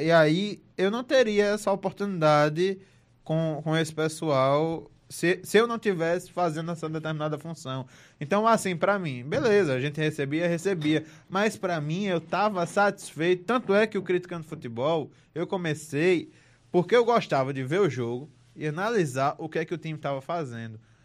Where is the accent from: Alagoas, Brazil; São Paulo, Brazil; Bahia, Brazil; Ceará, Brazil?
Alagoas, Brazil; Delmiro Gouveia; Eu, eu não sou de Marcel, eu sou de Delmiro Gouveia. Eu sou do interior